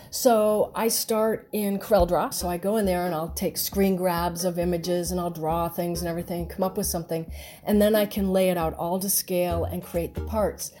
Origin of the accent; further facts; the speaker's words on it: Rhode Island, United States; moved away as an adult; also born or lived in Atlanta, Georgia; now in Atlanta area, United States; I was born in Rhode Island, and I never thought I would live in the South